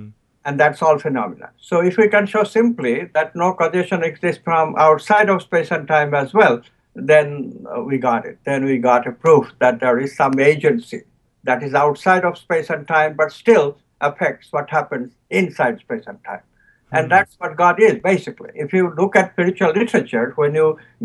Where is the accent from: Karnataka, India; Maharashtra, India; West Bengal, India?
West Bengal, India; Kolkata; now in United States; I was born in near Calcutta